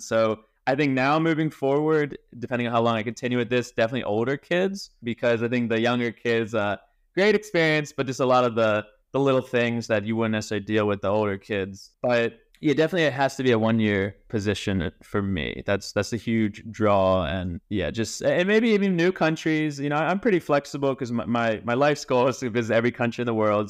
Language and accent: English; Maryland, United States; I'm from Maryland, so we would go every summer to the Outer Banks in North Carolina